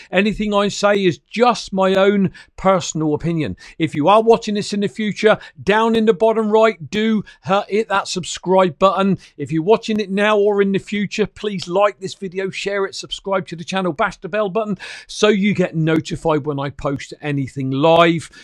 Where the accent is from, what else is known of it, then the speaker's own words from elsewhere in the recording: United Kingdom; an ordinary working class guy from the little old, um, uh, British Isles, you know, Great Britain